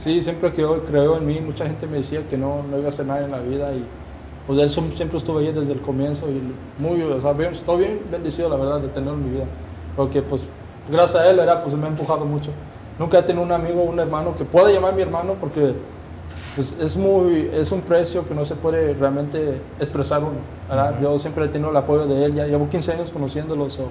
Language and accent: Spanish; United States; Yo soy de aquí. Pero me, pues, Pues mi, origen es mexicano.